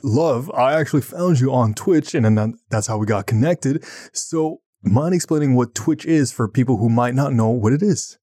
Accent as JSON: {"language": "English", "town": "Ottawa", "region": "Ontario", "country": "Canada", "said": "I'm from Ottawa"}